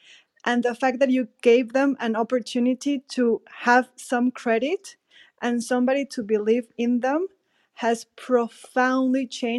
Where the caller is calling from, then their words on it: Mexico; I'm calling from Mexico.